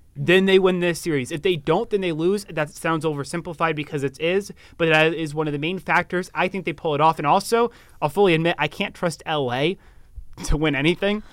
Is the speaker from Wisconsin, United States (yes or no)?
yes; Wisconsin, United States; I was born in Wisconsin